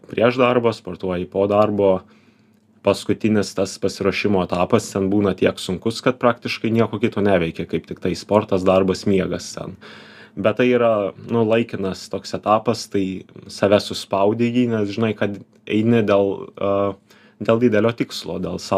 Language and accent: Lithuanian; Panevėžys, Panevėžys County, Lithuania; Aš kilęs iš Panevežio